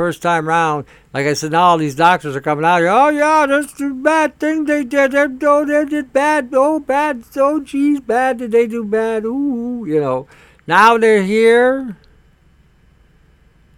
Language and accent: English; Canada; as a Canadian